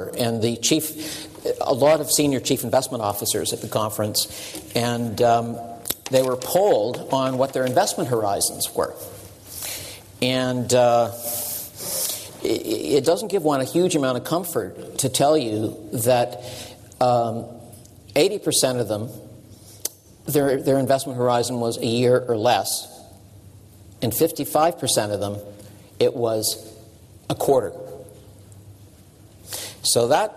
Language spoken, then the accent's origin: English; Canada; I'm a Canadian